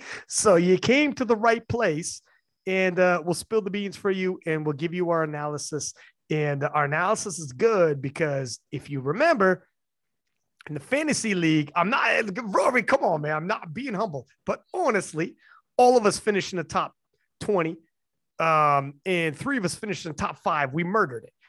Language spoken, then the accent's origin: English; Canada; I'm Canadian